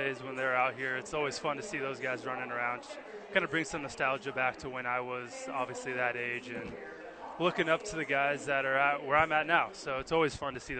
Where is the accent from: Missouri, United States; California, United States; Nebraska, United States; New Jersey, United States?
California, United States; San Diego; moved away; I'm from San Diego originally